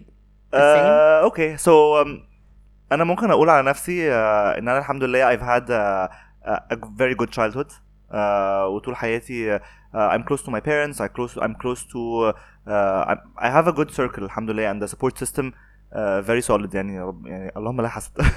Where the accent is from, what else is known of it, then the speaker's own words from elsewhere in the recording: Alexandria, Alexandria Governorate, Egypt; انا اسكندراني